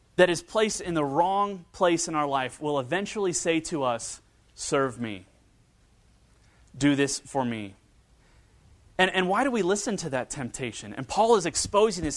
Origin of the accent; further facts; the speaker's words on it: northern Kentucky and Cincinnati area, United States; moved away; growing up in, uh, northern Kentucky and Cincinnati area